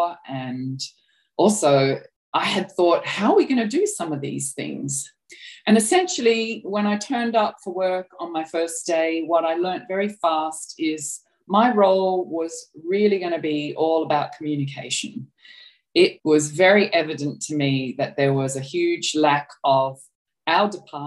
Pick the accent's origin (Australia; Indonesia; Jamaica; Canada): Australia; accent: Australian; moved away as an adult; I'm Australian, as you can probably tell from my accent